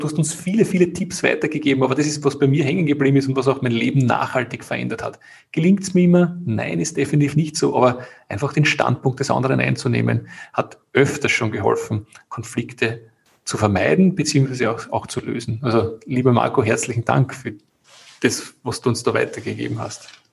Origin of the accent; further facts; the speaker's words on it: Austria; bei uns in Österreich